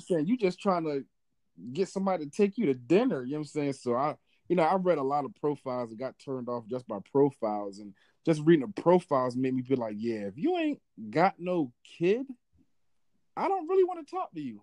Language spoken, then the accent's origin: English; Philadelphia, Pennsylvania, United States; now in Georgia, United States; I'm from Philly